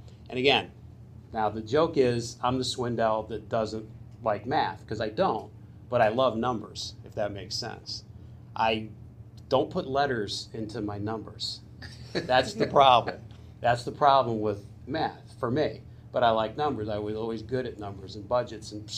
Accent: Suffield, Connecticut, United States; I am a local kid. I grew up in Suffield

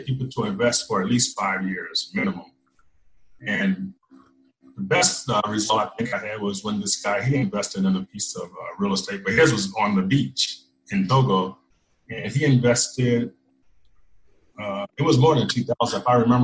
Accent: United States; I'm American

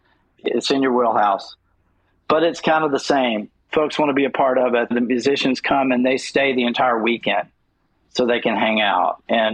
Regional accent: the South, United States; And certainly I'm a Southerner, so that was going to come across. It came across even with my old business. People knew it just when I started talking.

